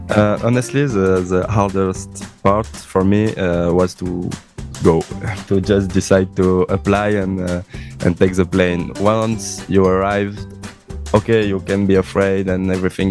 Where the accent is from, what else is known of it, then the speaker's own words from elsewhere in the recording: Toulouse, Occitania, France; English is a second language; moved away as an adult; now in Cosenza, Italy; I'm coming from uh, Tolosa, uh, it's a big